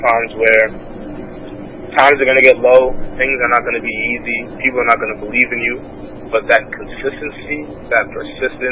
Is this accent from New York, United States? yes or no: yes; New York City, New York, United States; I'm from Brooklyn, New York. My family's of Haitian descent